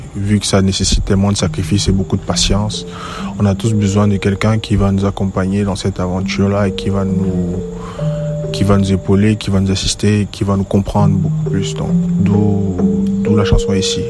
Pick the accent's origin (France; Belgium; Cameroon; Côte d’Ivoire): Cameroon; West Cameroon; now in Douala, Cameroon; Je suis d'origine de l'Ouest Cameroun. Plus précisément à Batier.